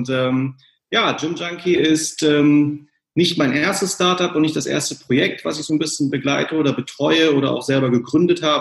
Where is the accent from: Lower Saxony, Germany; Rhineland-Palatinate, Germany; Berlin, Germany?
Lower Saxony, Germany; Braunschweig; born there; also born or lived in California; now in Hamburg, Germany; ähm, bin gebürtiger Braunschweiger